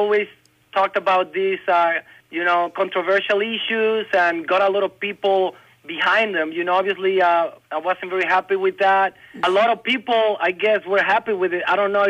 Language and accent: English; Mexico; now in Alabama, United States; I'm from Mexico.